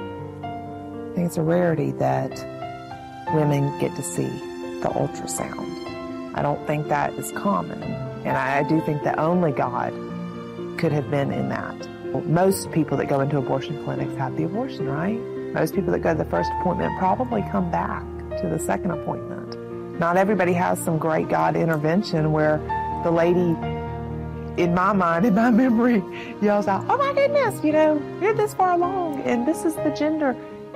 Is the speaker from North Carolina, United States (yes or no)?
no; Montgomery, Alabama, United States; I'm from Montgomery, Alabama, and I'm 33 years old